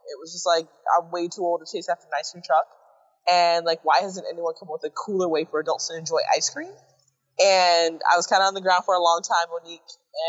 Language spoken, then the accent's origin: English; South Florida, United States; I grew up in South Florida, Caribbean and American parent